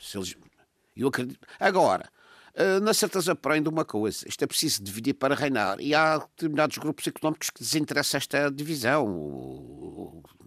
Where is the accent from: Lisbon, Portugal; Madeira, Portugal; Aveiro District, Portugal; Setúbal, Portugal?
Madeira, Portugal; madeirense que sou